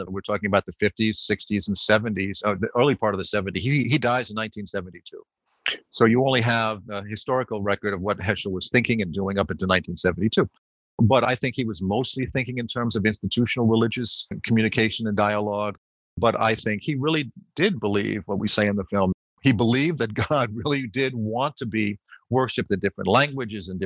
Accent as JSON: {"language": "English", "region": "New York", "country": "United States", "tie": "born or raised there", "said": "I grew up in New York"}